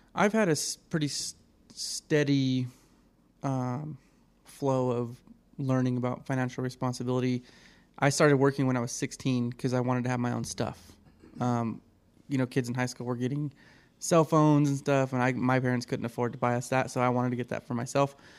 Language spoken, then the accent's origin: English; Reno, Nevada, United States; I was born in Reno here